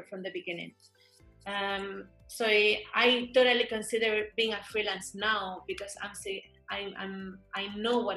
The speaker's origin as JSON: {"language": "English", "town": "Madrid", "region": "Community of Madrid", "country": "Spain", "also_born_or_lived": "London / Beijing", "moved": "as an adult", "lives_now": "Germany", "said": "I come from Madrid from a little neighborhood."}